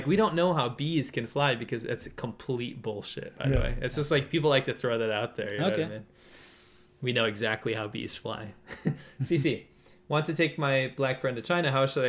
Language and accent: English; Canada; As a Canadian, I know. As a Canadian, I'm happy at least this was done.